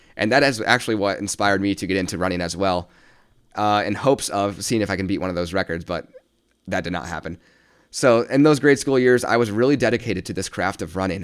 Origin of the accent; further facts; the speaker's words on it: South Bend, Indiana, United States; born and raised in South Bend, Indiana, still reside here currently